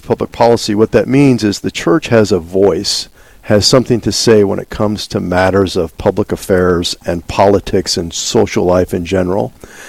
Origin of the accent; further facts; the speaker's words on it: Omaha, Nebraska, United States; also born or lived in Indiana / Austin, Texas / Dallas, Texas; now in Bismarck, United States; I grew up in Omaha, Nebraska, so I did not grow up in North Dakota, but I got here as quickly as I could.